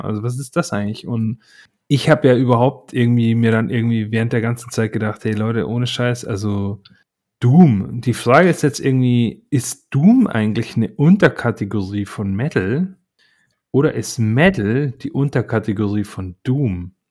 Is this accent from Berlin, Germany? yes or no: yes; Berlin, Germany; als Berliner